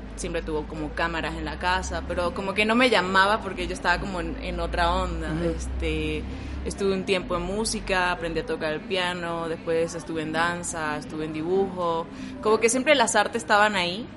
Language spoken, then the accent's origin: Spanish; Venezuela; moved away as an adult; now in Mexico; vengo de Venezuela, tengo cuatro años ya